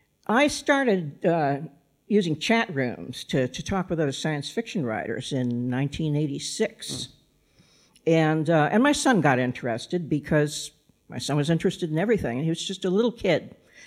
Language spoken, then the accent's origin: English; Massachusetts, United States; also born or lived in Kansas City, United States; Well, I think I had a little bit of an advantage there because I grew up in Massachusetts. When I came over here, I knew how to pronounce Worcester and Leicester. But I spent most of my adult life in the Kansas City area, which is why I sound like this.